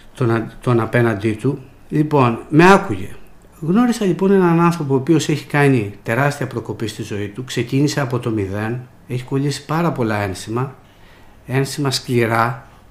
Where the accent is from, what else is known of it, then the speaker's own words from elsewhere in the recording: Velo, Peloponnese, Greece; moved away as an adult; also born or lived in Athens; Εμείς μεγαλώσαμε στην πλατεία του Βέλου, είμαστε από το Βέλο